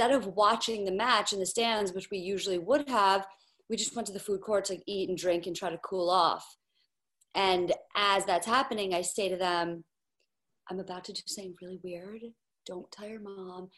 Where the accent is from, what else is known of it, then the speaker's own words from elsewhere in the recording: New York City, New York, United States; So I'm born and raised in Manhattan, New York City, which is why I'm a New York sports fan